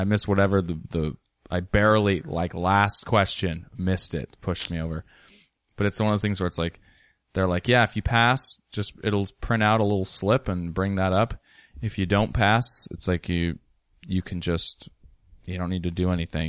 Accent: Ellensburg, Washington, United States; I grew up in Ellensburg

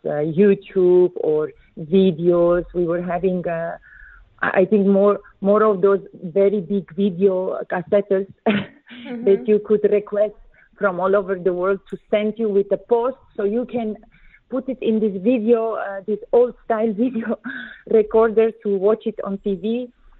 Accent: Netherlands; moved away as an adult; also born or lived in Armenia; now in Abu Dhabi, United Arab Emirates; I came from Armenia to the Netherlands, and my parents moved there when I was a little girl. So we were based in the Netherlands

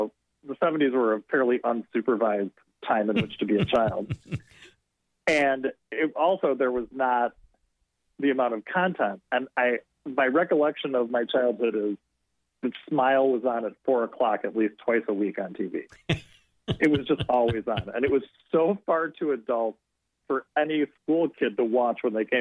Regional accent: outside of Chicago, Illinois, United States; I grew up outside of Chicago

